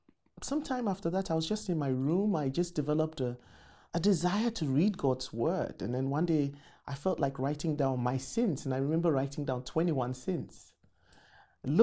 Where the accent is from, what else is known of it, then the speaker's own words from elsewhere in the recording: Accra, Greater Accra, Ghana; moved away as an adult; I was born in Accra, Ghana, West Africa.